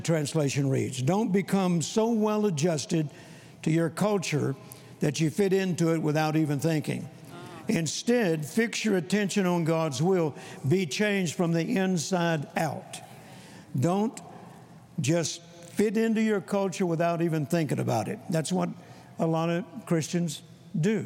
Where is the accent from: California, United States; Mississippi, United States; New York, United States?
Mississippi, United States; Vicksburg; I was born in Vicksburg, Mississippi, on a farm that my grandfather had purchased in 1927